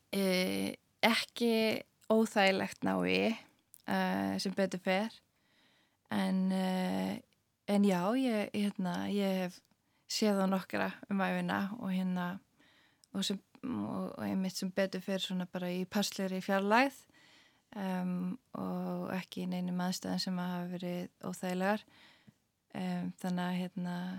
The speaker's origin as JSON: {"language": "Icelandic", "country": "Iceland", "also_born_or_lived": "Svalbard", "moved": "as an adult"}